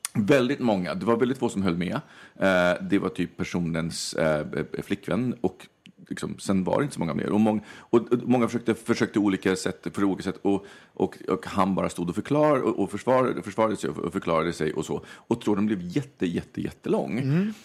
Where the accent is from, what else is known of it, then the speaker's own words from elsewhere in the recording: Stockholm, Stockholm County, Sweden; Stockholm eller Skärholmen, det är uppväxt i Vårberg